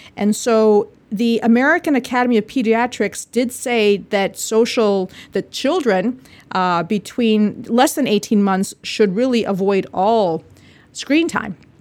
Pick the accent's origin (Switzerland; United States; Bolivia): Bolivia; moved away; I'm from Bolivia, South America